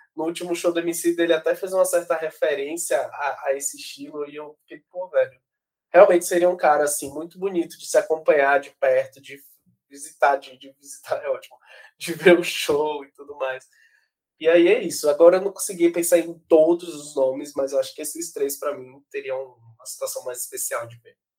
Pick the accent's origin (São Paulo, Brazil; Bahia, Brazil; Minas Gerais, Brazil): Bahia, Brazil; Salvador; also born or lived in Rio de Janeiro; eu saí de Salvador